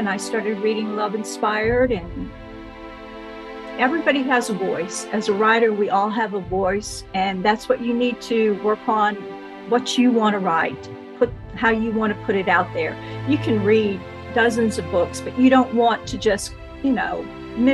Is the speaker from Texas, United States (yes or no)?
yes; Texas, United States; I am a Texan. I've lived here in Texas all my life